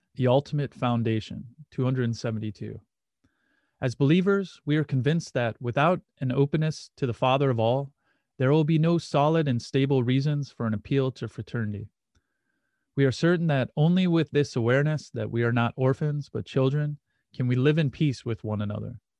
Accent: Muskegon, Michigan, United States; The Catholic church I went to growing up in Muskegon, Michigan was called St. Francis de Sales

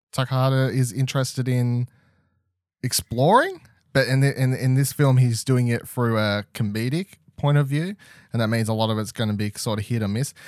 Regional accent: Australia; us as Australian audiences

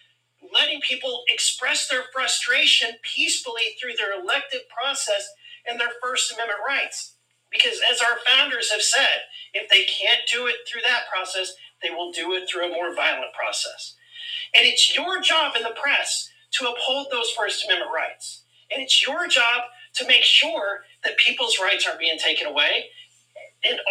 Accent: Missouri, United States; I come from Missouri where a lot of people are armed

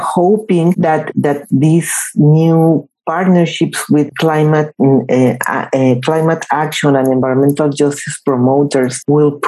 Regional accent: Mexico; in Mexico, in my home country

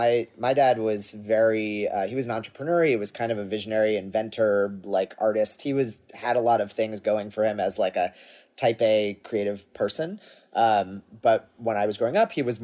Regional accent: Cambridge, Massachusetts, United States; I grew up in Massachusetts in Cambridge.

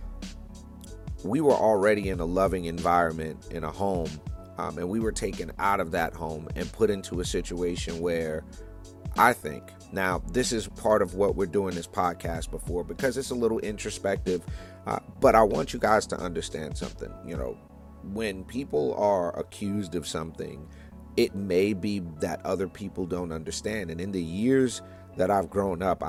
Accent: New York City, New York, United States; moved away; I'm from New York originally. Born in Brooklyn, New York in the 1970s

